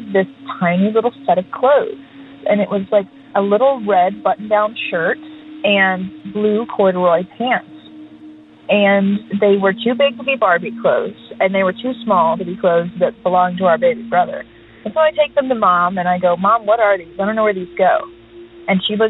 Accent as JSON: {"language": "English", "region": "Texas", "country": "United States", "also_born_or_lived": "Houston, Texas", "moved": "yes", "lives_now": "Nashville, United States", "said": "Texas, which is where I'm from originally"}